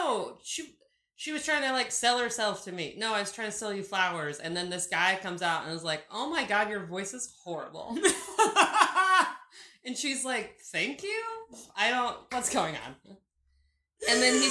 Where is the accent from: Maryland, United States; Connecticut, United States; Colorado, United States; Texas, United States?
Texas, United States; it's not like I was born there, so I am from Texas.